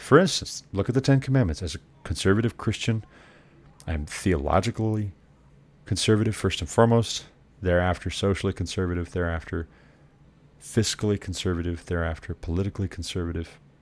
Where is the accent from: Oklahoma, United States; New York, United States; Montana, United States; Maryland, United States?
Montana, United States; Montana, my home state